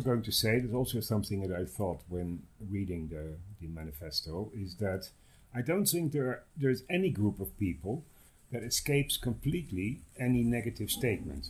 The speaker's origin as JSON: {"language": "English", "country": "Netherlands", "also_born_or_lived": "Amsterdam", "moved": "yes", "lives_now": "Mexico", "said": "I'm from the Netherlands."}